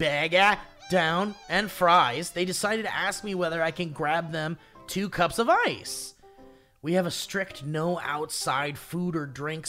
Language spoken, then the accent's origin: English; Australia; My answer as an Australian